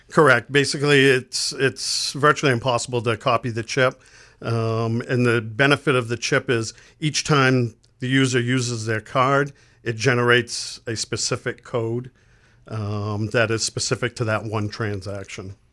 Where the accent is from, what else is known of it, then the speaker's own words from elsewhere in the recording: Lewiston, Maine, United States; born and raised in Lewiston, Maine